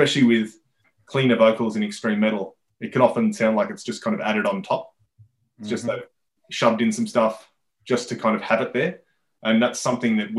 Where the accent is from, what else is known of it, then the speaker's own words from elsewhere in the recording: Sydney, New South Wales, Australia; We weren't necessarily a Sydney band